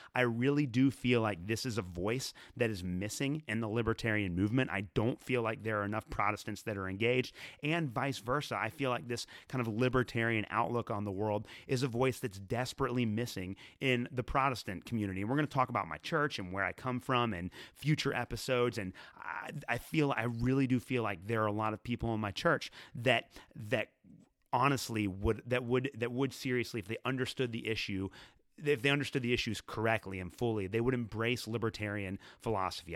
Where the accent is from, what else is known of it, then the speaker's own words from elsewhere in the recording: Northern Kentucky, United States; a couple of different churches in Northern Kentucky, where I am from